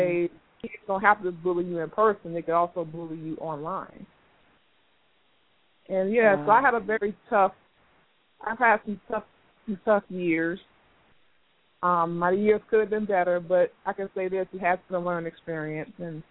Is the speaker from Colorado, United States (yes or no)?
no; Miami, Florida, United States; I grew up in Miami, grew up poor